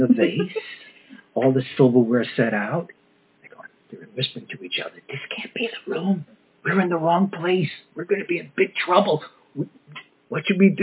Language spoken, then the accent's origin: English; Long Island, New York, United States; where I grew up on Long Island, New York